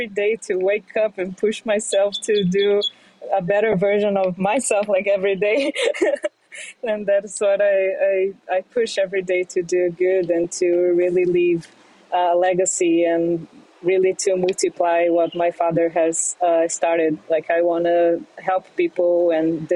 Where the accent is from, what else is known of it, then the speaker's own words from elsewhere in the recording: Brazil; moved away as an adult; now in New York City, United States; I grew up in Brazil